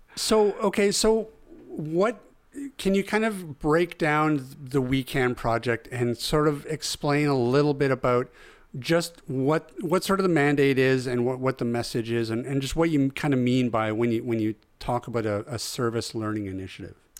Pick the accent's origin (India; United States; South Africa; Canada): Canada; Mackenzie, British Columbia; moved away; I lived in Mackenzie for, like, yeah, from grade one to grade twelve.